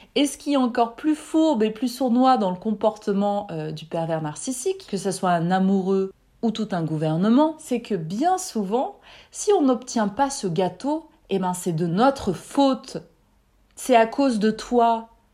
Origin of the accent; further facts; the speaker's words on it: France; Je suis née en France, j'ai fait mes études en France, j'y travaille depuis quatorze ans